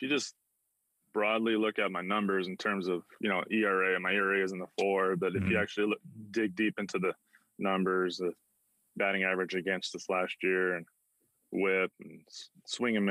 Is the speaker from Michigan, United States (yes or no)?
no; Southern California, United States; moved away as an adult; also born or lived in Tampa; I grew up kind of a Ducks fan. We'd go to games occasionally in Southern California.